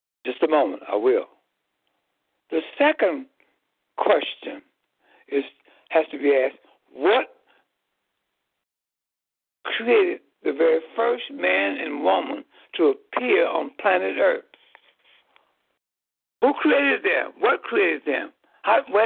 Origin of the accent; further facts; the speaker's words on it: Chicago, Illinois, United States; in the geographical land area of Chicago, Illinois